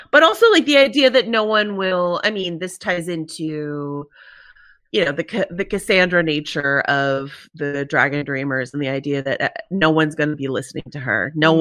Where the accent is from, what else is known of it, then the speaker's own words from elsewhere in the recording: United States; accent: American; my American accent